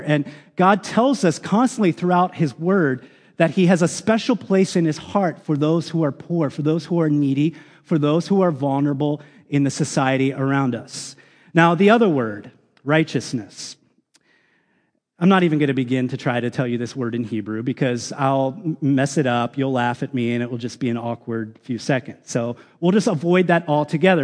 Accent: United States; as American citizens

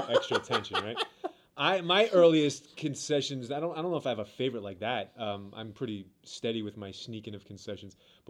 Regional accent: New York City, New York, United States; Brooklyn, New York, baby.

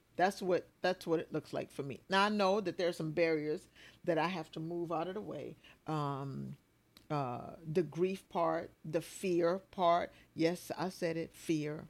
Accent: Bluffton, South Carolina, United States; I'm from Bluffton, South Carolina

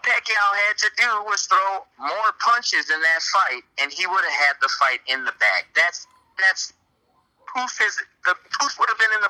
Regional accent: Chicago, Illinois, United States; being that we come from Chicago

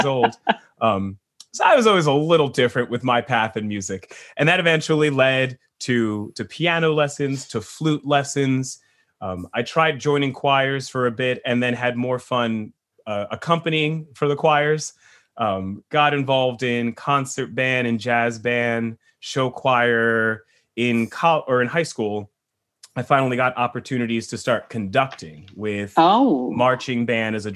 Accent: New Jersey, United States; moved away; I come from New Jersey, and I was born in the 80s

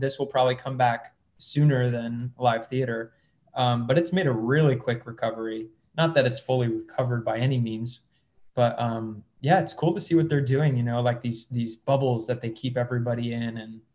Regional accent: Syracuse, New York, United States; now in Los Angeles, United States; I was born in Syracuse, New York

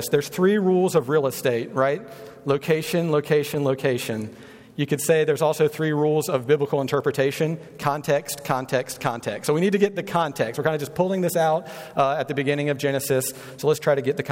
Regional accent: North Carolina, United States; now in Kansas City, United States; I'm from North Carolina. My wife and I are.

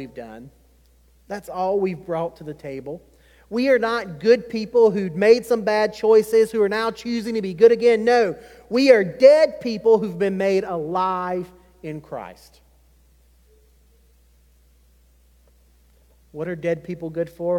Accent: Chesterfield, South Carolina, United States; growing up in Chesterfield, South Carolina.

